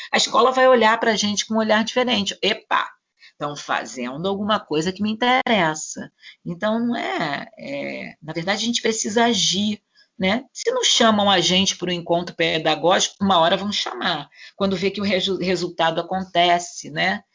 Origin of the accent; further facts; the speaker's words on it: Rio de Janeiro, Brazil; Nós, nós moramos no Rio de Janeiro, nós somos cariocas.